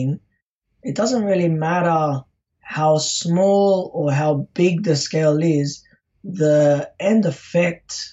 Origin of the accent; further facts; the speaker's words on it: Sydney, New South Wales, Australia; I'm from Sydney, Australia